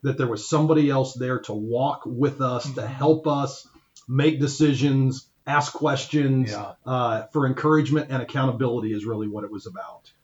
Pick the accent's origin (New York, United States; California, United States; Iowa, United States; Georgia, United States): Iowa, United States; Ankeny; now in Crawfordsville, United States; I grew up in Ankeny, Iowa